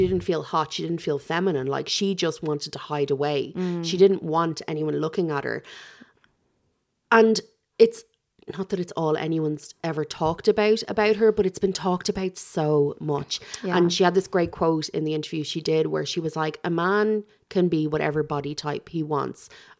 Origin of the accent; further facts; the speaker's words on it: Ireland; part of our DNA now as Irish people